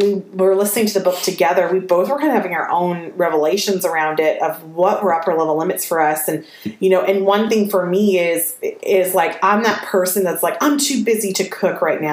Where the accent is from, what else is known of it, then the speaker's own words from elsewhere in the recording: the South, United States; accent: Southern; my Southern accent